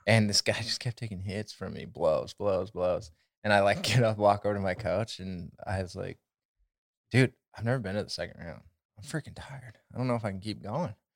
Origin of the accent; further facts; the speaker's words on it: Havre, Montana, United States; we're from North Central Montana.